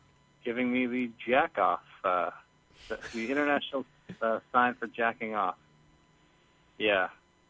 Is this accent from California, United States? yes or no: yes; Petaluma, California, United States; born or raised there